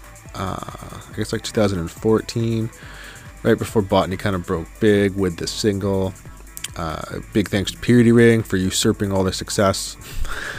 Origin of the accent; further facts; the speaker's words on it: Winnipeg, Manitoba, Canada; Growing up in Winnipeg